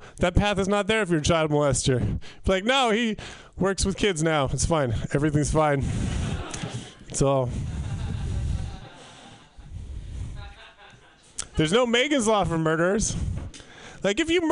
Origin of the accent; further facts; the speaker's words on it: Northern California, United States; I grew up in Northern California